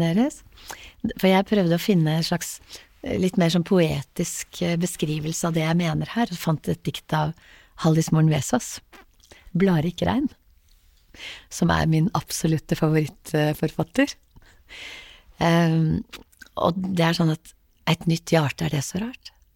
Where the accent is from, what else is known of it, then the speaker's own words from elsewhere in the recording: Haugesund, Rogaland, Norway; also born or lived in Lambertseter, Oslo; vi flyttet fra Lambertseter til Haugesund da jeg var ganske liten